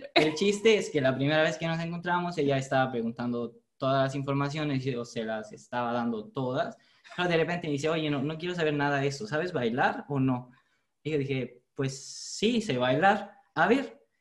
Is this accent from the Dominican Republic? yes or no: no; Italy; Spanish is a second language; soy italiano. De hecho, el español no es mi, mi primer idioma